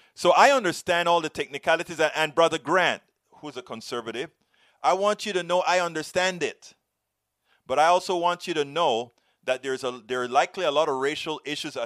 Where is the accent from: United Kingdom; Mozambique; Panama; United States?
Panama; I come from Panama, Latino, Caribbean, black